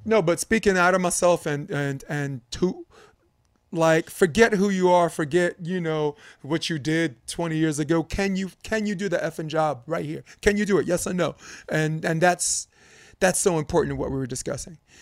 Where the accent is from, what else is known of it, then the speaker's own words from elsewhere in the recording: New York, United States; as a New Yorker